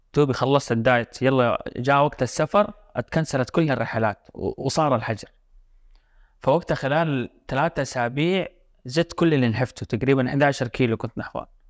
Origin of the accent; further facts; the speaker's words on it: Jeddah, Makkah Province, Saudi Arabia; انا من جده